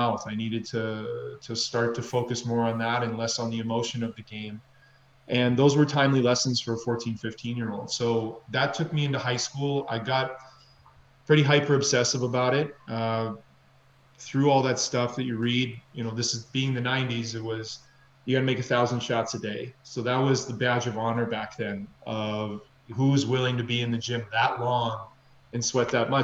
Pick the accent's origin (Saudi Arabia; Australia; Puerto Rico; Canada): Canada; also born or lived in Minneapolis, Minnesota, United States; I was born in Minneapolis, Minnesota. My father's American, my mother's Canadian. And then we moved to Canada when I was 5